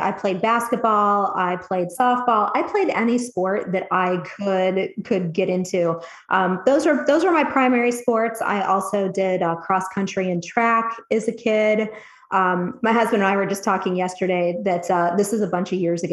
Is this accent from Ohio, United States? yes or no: yes; Cleveland, Ohio, United States; also born or lived in Dayton, Ohio; now in Columbus, United States; I grew up in the Cleveland, Ohio area